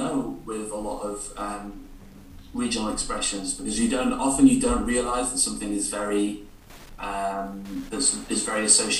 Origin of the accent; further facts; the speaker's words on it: Northern England, United Kingdom; A lot of people don't immediately know that I'm from the north of England.